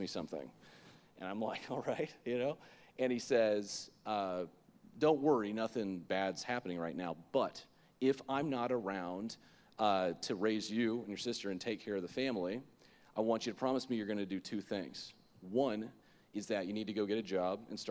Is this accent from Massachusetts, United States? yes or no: no; Lake Worth, Florida, United States; I grew up in Lake Worth, Florida, West Palm Beach area, and so from the ages of 0 to 18